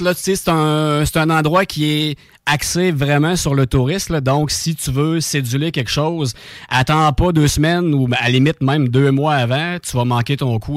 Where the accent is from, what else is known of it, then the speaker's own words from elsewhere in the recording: Saint-Anselme, Quebec, Canada; je viens de Saint-Anselme